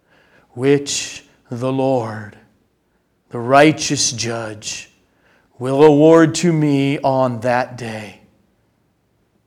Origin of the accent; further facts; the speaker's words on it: United States; as American Christians